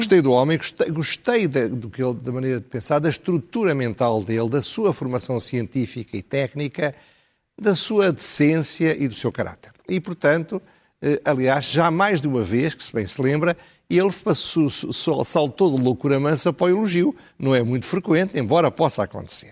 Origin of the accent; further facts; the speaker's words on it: Coimbra, Centro, Portugal; eu sou de Coimbra